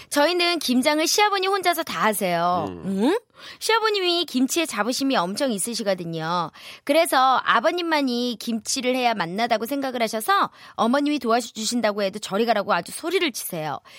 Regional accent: Wonju, Gangwon, South Korea; 전 강원도 원주요

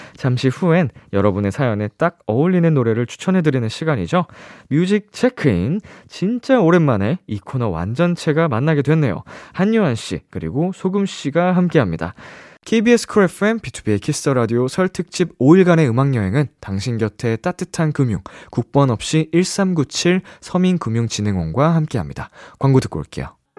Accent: Seoul, South Korea; 이제 서울에서 네. 나고 자라가지고

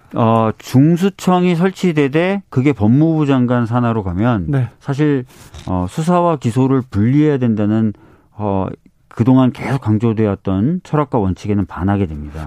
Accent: Seoul, South Korea; 저도 서울에서 나고 자랐지만

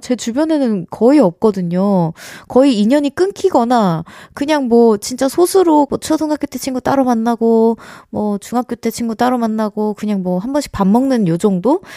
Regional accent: United States; moved away; 미국에서 어린 시절 같이 이제 세월을 보냈던 가족분들은

